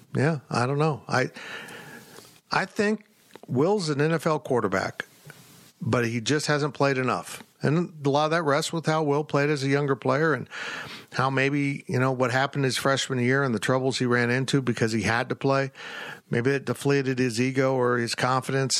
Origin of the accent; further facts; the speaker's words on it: Salina, Kansas, United States; I grew up in Salina. I grew up watching Marymount College basketball